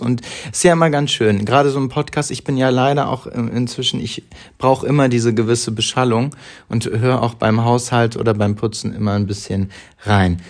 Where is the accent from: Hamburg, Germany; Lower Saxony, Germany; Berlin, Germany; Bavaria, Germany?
Hamburg, Germany; Ich bin in Hamburg groß geworden, in der Nähe des Stadtparks